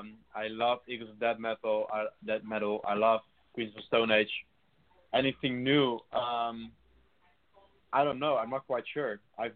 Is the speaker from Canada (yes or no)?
no; Rotterdam, South Holland, Netherlands; because I'm from Rotterdam. I love Rotterdam and I love everything about it.